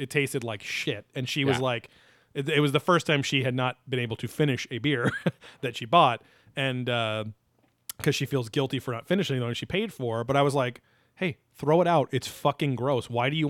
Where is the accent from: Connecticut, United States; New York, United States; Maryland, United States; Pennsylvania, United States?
Pennsylvania, United States; I'm from the Valley of the Poconos.